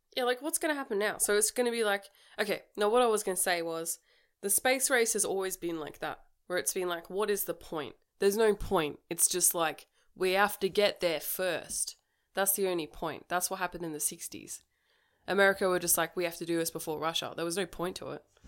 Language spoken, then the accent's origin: English; Australia; we're Australian